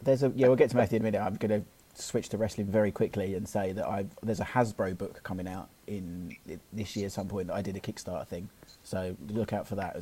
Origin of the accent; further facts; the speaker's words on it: London, United Kingdom; accent: London; my London accent